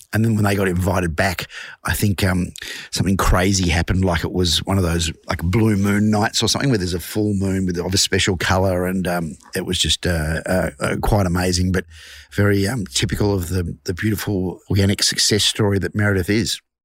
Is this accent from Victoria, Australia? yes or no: yes; Glenroy, Victoria, Australia; I am a singer from Glenroy.